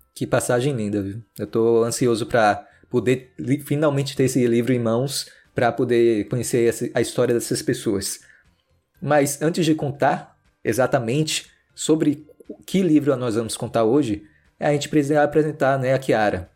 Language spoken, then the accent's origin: Portuguese; Salvador, Bahia, Brazil; é da minha terra Salvador, de Salvador